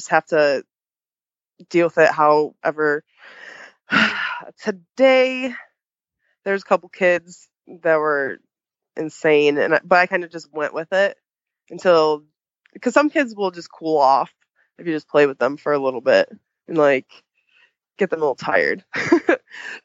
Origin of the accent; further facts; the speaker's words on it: Chicago, Illinois, United States; moved away as an adult; I'm actually from Chicagoland area originally.